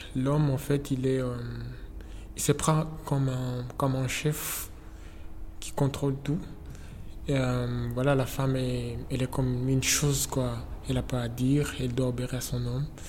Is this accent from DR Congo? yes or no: yes; eastern DR Congo, DR Congo; moved away; je suis né en RD Congo, à l'est du pays, là où, euh, là où la guerre ne s'arrête pas, en fait